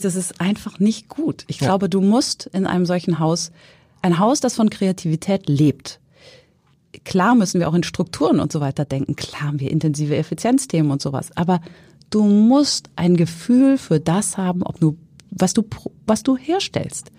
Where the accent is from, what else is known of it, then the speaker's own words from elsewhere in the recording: Hesse, Germany; now in Hamburg, Germany; ich komme aus Hessen